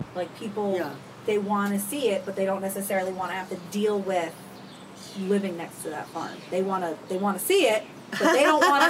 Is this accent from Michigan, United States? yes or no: no; South Kingstown, Rhode Island, United States; I grew up in South Kingstown. I'm about as South Kingstown as you get. My family had our farm there for, well, we still own the farm, so it's 120 years as of next Saturday